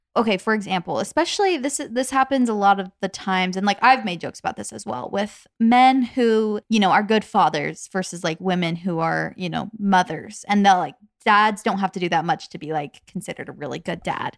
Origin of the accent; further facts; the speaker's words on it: Arizona, United States; moved away; Arizona, where we used to live